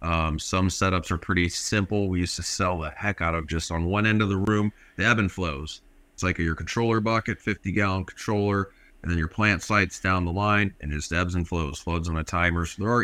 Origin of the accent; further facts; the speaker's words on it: Canada; We're Canadian.